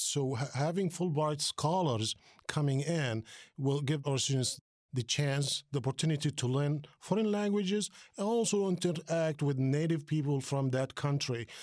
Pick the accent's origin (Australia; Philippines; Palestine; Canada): Palestine; also born or lived in New Jersey, United States; now in Dayton, United States; I'm originally from Palestine, came to this country more than thirty years ago